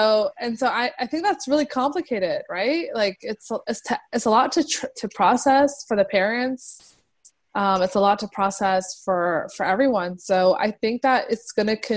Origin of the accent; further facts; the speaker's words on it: United States; I feel like I'm American, but, like, my parents' culture